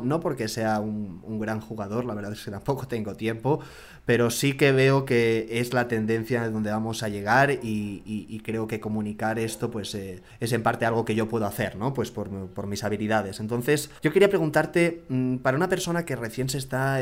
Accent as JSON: {"language": "Spanish", "town": "Barcelona", "region": "Catalonia", "country": "Spain", "moved": "yes", "lives_now": "Mexico City, Mexico", "said": "Yo soy de Barcelona, medio vasco también, y ya medio chilango también"}